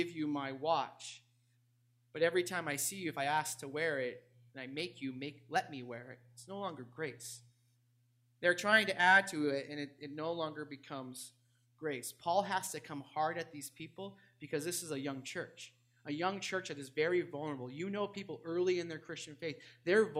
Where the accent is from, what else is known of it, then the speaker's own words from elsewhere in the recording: New England, United States; I grew up in New England, so I'm a big Red Sox fan